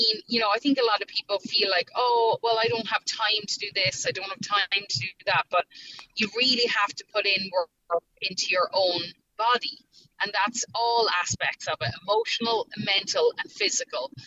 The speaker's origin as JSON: {"language": "English", "country": "Ireland", "accent": "Irish", "moved": "as an adult", "lives_now": "Nashville, United States", "said": "I'm an Irish girl in America with the accent"}